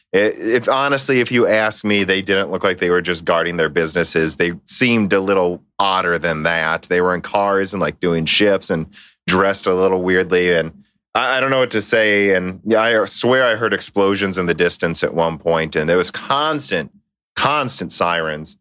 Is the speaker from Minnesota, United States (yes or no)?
yes; Minnesota, United States; we're from Minnesota